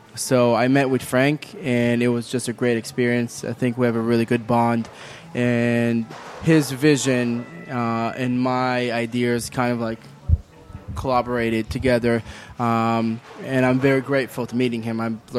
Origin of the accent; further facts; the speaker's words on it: Israel; now in Charlotte, United States; growing up in Israel, my mother's American. My father was born in Iran.